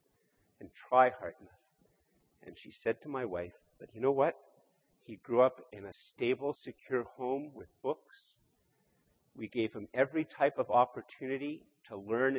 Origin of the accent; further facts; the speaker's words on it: Canada; I'm born here in Canada.